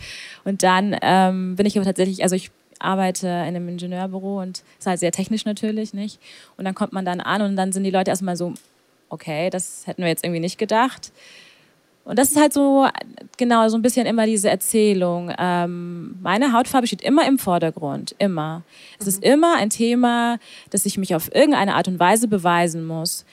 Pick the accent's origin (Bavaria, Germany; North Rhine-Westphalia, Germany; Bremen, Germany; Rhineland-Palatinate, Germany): Bavaria, Germany; Augsburg; Und ich sage Augsburg